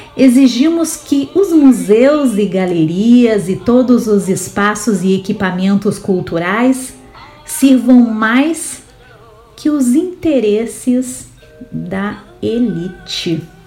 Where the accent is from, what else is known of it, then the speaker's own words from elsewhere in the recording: Rio Grande do Sul, Brazil; Eu sou gaúcha